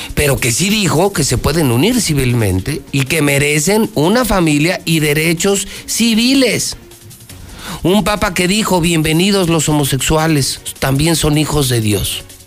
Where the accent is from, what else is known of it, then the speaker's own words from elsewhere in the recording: Mexico; soy mexicano